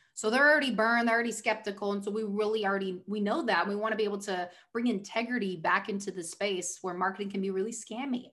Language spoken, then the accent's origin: English; Oregon, United States; moved away as an adult; also born or lived in Newport Beach, California; now in Southern California, United States; I was born in Newport Beach, moved up to Oregon, basically lived there my whole life